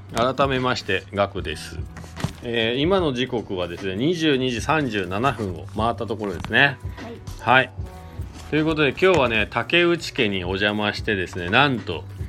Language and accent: Japanese; Shizuoka, Japan; now in Hakuba, Japan; 僕は、あの、正直、静岡県出身なんで、あの、給食でクジラの肉も出たし